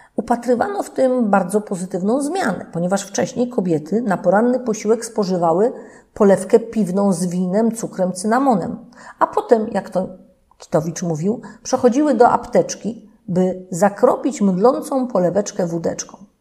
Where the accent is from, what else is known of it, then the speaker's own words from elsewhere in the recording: Leszno, Greater Poland, Poland; u nas w Lesznie